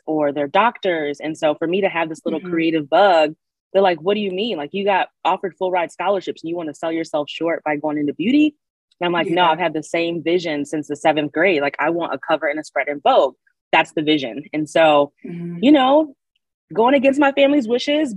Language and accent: English; Lansing, Michigan, United States; I'm in Lansing, Michigan is where that's my hometown